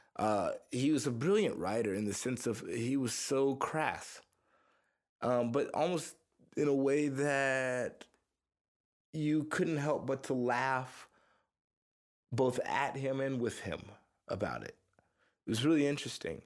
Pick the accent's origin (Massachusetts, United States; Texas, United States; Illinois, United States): Texas, United States; Missouri City; also born or lived in Houston, Texas; now in Austin, United States; I was born in Houston. I grew up in uh, Missouri City, Texas, which is like a little suburb outside of Houston